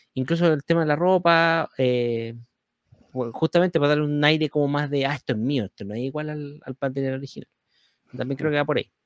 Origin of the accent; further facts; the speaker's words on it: Chile; somos chilenos acá